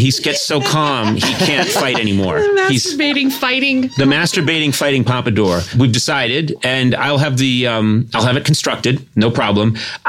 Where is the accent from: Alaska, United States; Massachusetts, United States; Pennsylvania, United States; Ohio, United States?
Massachusetts, United States; Brookline; born or raised there; moved away